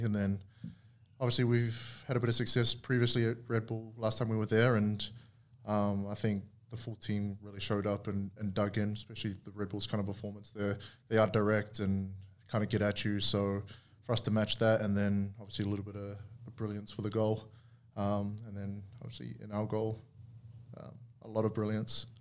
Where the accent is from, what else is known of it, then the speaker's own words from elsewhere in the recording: New Zealand; moved away as an adult; growing up in New Zealand